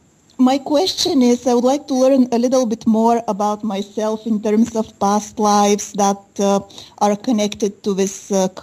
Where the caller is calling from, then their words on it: Bulgaria; I am calling from Bulgaria. I am in Europe. I am in Bulgaria right now.